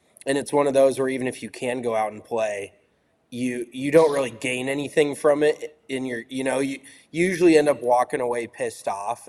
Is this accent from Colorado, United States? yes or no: yes; Colorado, United States; growing up in Colorado